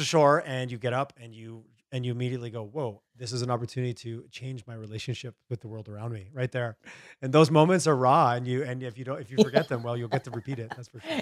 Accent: Montreal, Quebec, Canada; I grew up in Eastern Canada, in Montreal, Quebec area

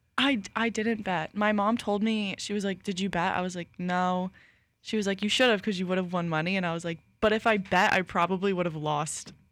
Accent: New York, United States; I'm from New York

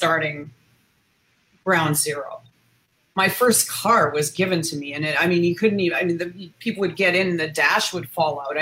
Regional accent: Canada; moved away; also born or lived in United States; I was in the US, I'm from Canada.

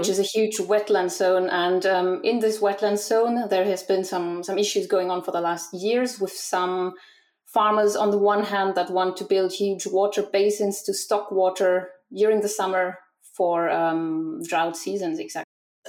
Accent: Germany; now in France; Well, I grew up with pétillante in Germany, but since I am living in France, I changed habits.

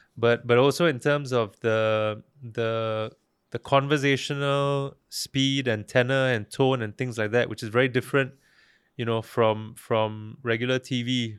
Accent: Singapore; also born or lived in Malaysia; I as a Singaporean

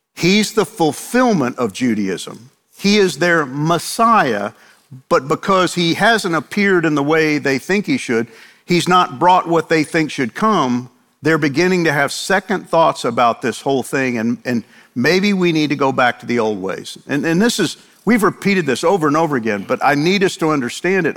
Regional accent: New York, United States; moved away; I grew up in New York, and I know all about Italians

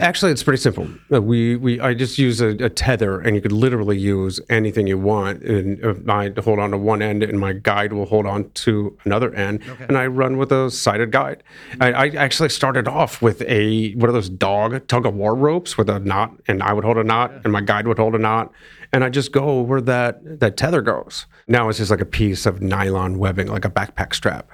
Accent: Akron, Ohio, United States; moved away; my hometown marathon, Akron

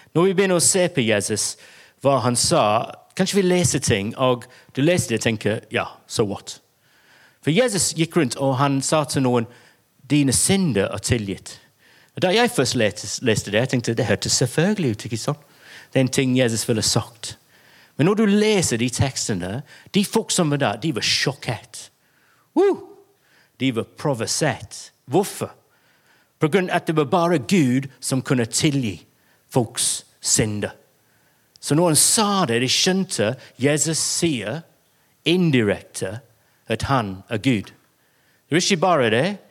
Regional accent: England, United Kingdom; Norwegian is a second language; now in Bergen, Norway; jeg er engelsk, og det er jeg

